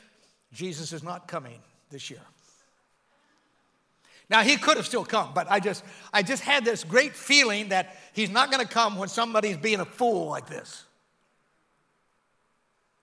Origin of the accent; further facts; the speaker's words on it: United States; I'm American through and through